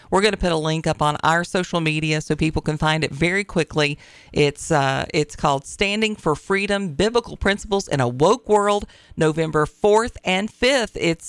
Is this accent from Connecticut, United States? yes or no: no; Tennessee, United States; also born or lived in Virginia; It was interesting to me once I moved to Virginia, because I was from Tennessee originally